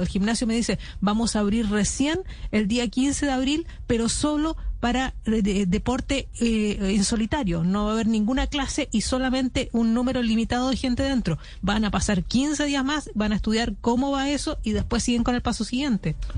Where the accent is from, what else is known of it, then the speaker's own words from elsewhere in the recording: Chile; accent: Chilean; now in London, United Kingdom; por mi acento se dará cuenta que soy chilena